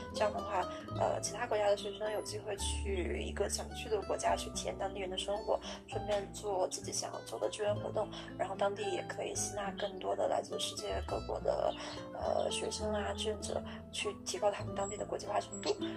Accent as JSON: {"language": "Chinese", "country": "China", "said": "其实只有我一个中国人"}